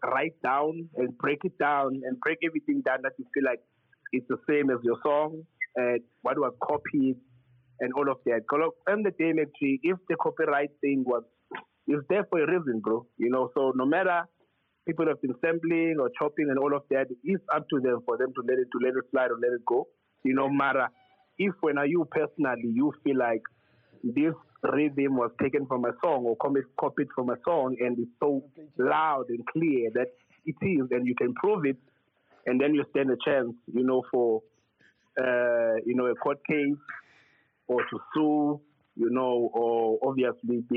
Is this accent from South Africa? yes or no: yes; South Africa; As South Africans